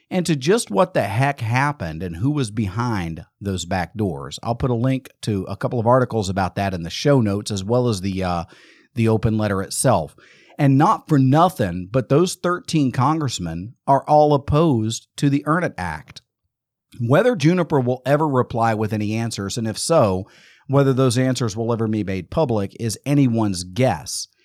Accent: Amarillo, Texas, United States; in 1936, June 2nd, 1936, I was born in in in Amarillo, Texas.

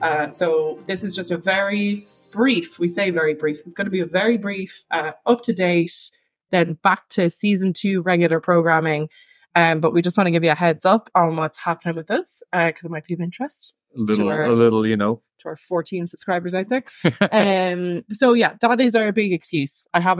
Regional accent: Ireland; moved away as an adult; now in Italy; Yes, we are 2 Irish people who are living here because Ireland is in a shite. And that's what our podcast is about. And we did have to leave Ireland because monetarily, it was rubbish.

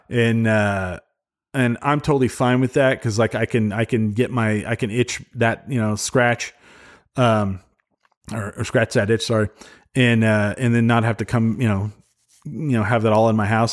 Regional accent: Clovis, New Mexico, United States; grew up in Clovis, so my parents, uh, so, um, they moved to Cloudcroft, New Mexico, and sold the house in Clovis

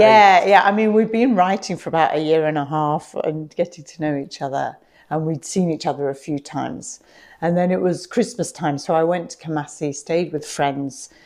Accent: Radlett, East of England, United Kingdom; moved away as an adult; also born or lived in Nottingham; now in Ghana; I was brought up in Radlett in Hertfordshire

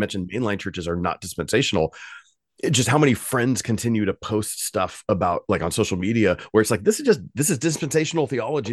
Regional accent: United States; as American Western readers

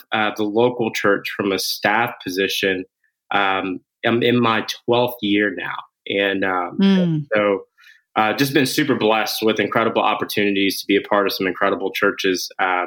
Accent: Atlanta, Georgia, United States; moved away as an adult; also born or lived in Brooklyn, New York; now in New York, United States; I am originally from Atlanta, Georgia. And that's where I spent most of my life

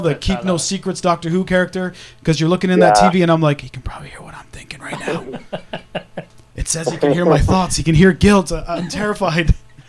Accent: Kitchener, Ontario, Canada; moved away as an adult; also born or lived in Toronto; Both my wife and uh-huh. myself are Canadians. Well, I'm a Canadian by proxy. I moved there very young. I lived in uh-huh. and around Toronto in Kitchener, Ontario.

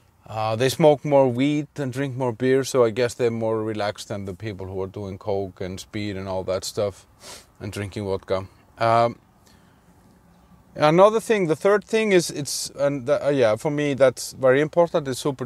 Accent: Iceland; now in Prague, Czech Republic; I'm from Iceland. I moved away from there a long time ago.

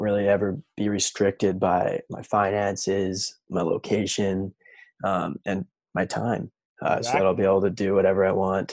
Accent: Vernon, British Columbia, Canada; moved away as an adult; now in Whistler, Canada; I'm from Vernon.

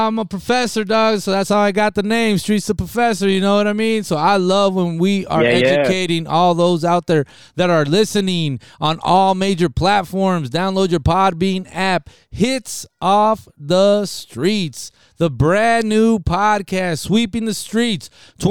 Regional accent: Nogales, Arizona, United States; also born or lived in Rio Rico; Big shout outs to the city of Nogales, to my hometown

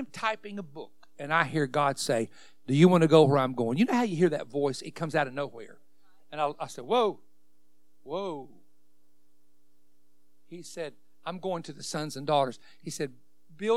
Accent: West Virginia, United States; I'm a hillbilly from West Virginia.

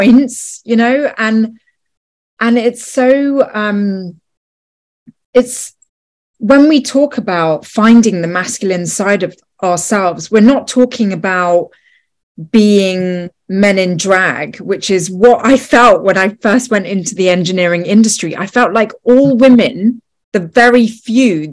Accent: United Kingdom; also born or lived in Los Angeles; I lived in LA for 5 years, and, you know, I'm British.

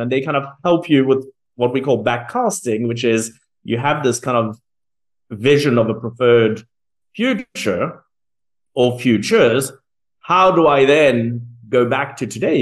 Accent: South Africa; I was born in South Africa

